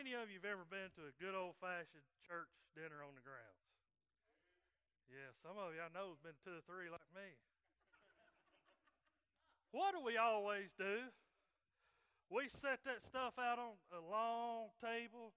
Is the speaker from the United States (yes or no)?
yes; right outside of Chattanooga, Tennessee, North Georgia, United States; moved away as an adult; now in Coleman, United States; I'm from North Georgia and grew up and raised there right outside of Chattanooga, Tennessee